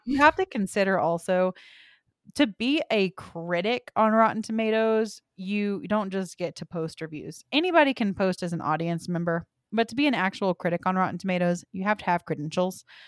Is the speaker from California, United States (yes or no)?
no; Texas, United States; I'm from Texas.